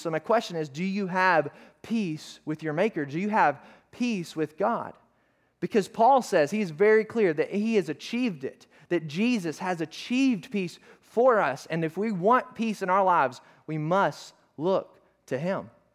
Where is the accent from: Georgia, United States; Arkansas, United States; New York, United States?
Arkansas, United States; I'm from Arkansas